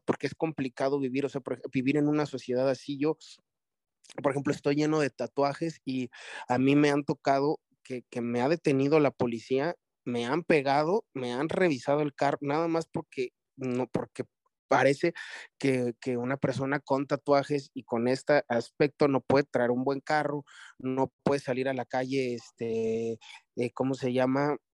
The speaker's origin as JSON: {"language": "Spanish", "country": "Mexico"}